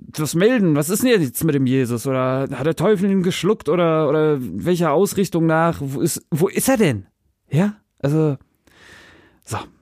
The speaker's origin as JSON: {"language": "German", "region": "Northern Germany", "country": "Germany", "tie": "born or raised there", "moved": "yes", "lives_now": "Hesse, Germany", "said": "als Kind, ich komme ja auch aus dem Norden"}